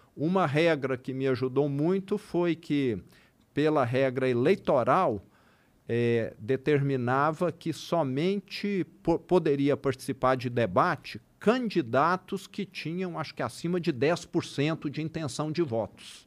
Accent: Triângulo Mineiro, Minas Gerais, Brazil; accent: interior de Minas; O triângulo, mais ainda, que é de onde eu sou

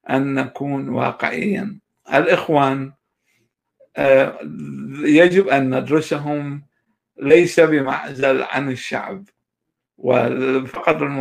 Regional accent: Kurdistan Region, Iraq; accent: Bahdini Kurdish; Arabic is a second language; هو كان يتكلم باللهجة الصورانية وأنا كنت أتكلم باللهجة البهدينانية آه، اضطرينا نقلب على الفارسي

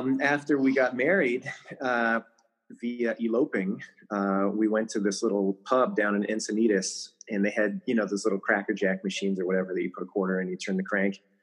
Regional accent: Canada; moved away as an adult; now in United States; So, I was born in Canada, so Canadian by birth. I got my citizenship to the United States 2 years ago, but I've been living here for 15 years.

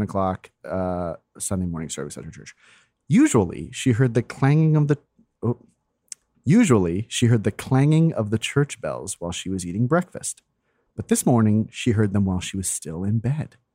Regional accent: Florida, United States; moved away; my hometown

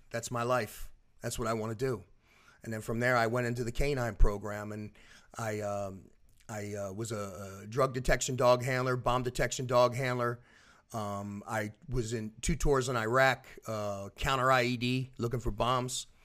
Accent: Philadelphia, Pennsylvania, United States; now in Orlando, United States; I was born in Philadelphia. I'm originally from South Philadelphia

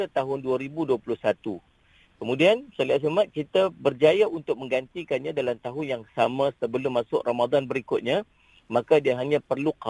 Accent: Penang, Malaysia; saya orang Pinang

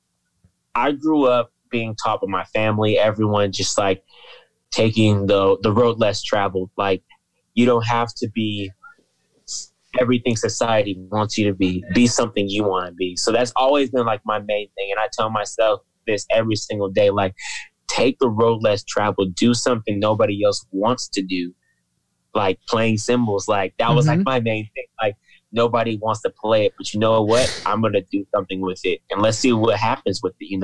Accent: Fresno, California, United States; I grew up in Fresno

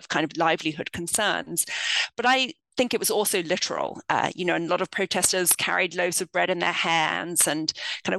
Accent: London, United Kingdom; moved away as an adult; now in United States; I grew up in the United Kingdom. I'm from London

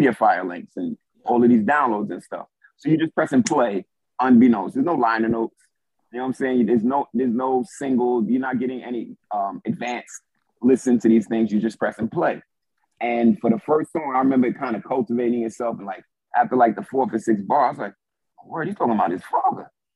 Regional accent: New York, United States; I'm a New Yorker

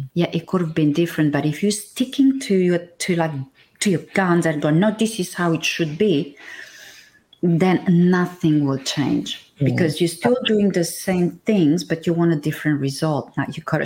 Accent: Transylvania, Romania; moved away; I come from Romania. Now, if you go north, I'm from Transylvania.

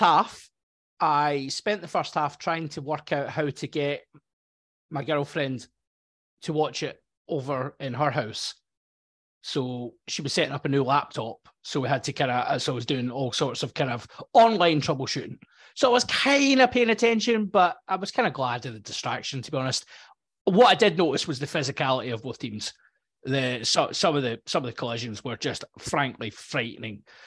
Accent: Scotland, United Kingdom; being a Scottish person

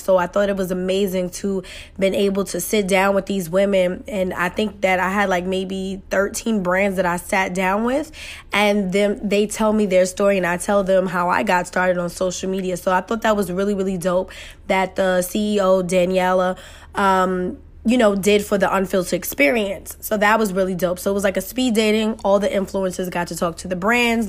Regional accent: New York City, New York, United States; I'm that girl from Queens, New York, who parents struggle to y-, y-, make ends meet and make sure I had what I had.

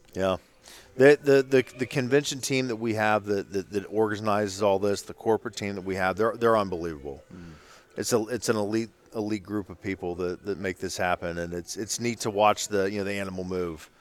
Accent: Ohio, United States; I'm from Ohio.

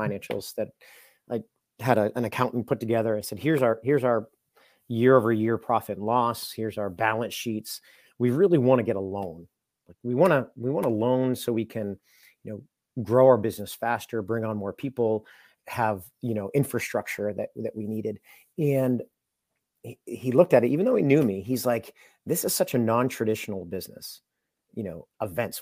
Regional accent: Londonderry, New Hampshire, United States; I grew up in Londonderry, New Hampshire

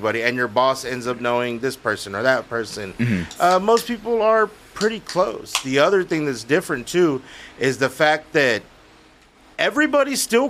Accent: Fort Worth, Texas, United States; moved away as an adult; now in Eagle Pass, United States; I was born in Fort Worth

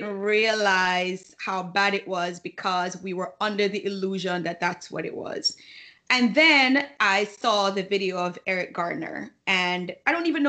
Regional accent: Jamaica; moved away; when we were growing up in Jamaica

